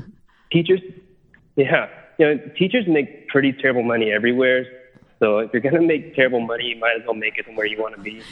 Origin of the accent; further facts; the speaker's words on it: United States; moved away as an adult; now in Italy; my family we're from America, but we live in Italy